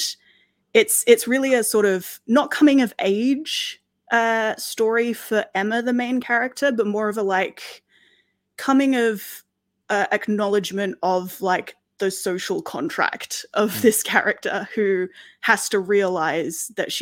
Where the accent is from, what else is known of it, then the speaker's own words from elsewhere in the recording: Australia; now in United Kingdom; as an Australian who has moved to Britain and, you know, considers herself pretty British as well